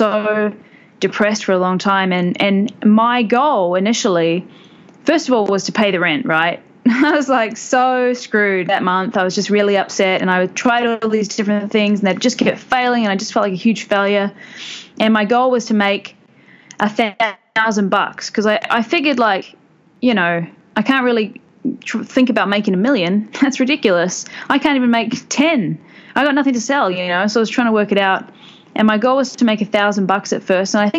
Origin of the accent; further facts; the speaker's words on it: New Zealand; moved away as an adult; now in Bangkok, Thailand; I come from New Zealand, which is why I sound like this